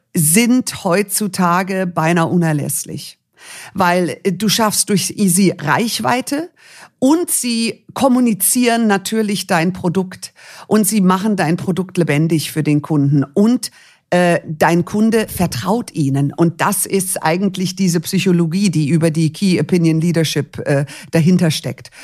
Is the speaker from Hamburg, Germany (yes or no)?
no; Munich, Bavaria, Germany; ich bin dann in München geboren